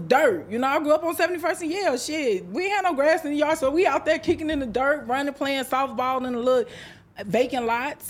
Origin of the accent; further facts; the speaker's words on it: Chicago, Illinois, United States; moved away; I'm from Chicago, South Side, Inglewood, grew up on seventy-first and Yale